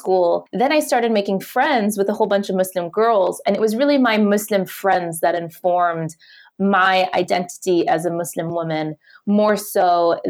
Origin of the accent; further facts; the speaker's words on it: Detroit, Michigan, United States; also born or lived in Chicago / Dubai; now in New York City, United States; I'm originally from Detroit, Michigan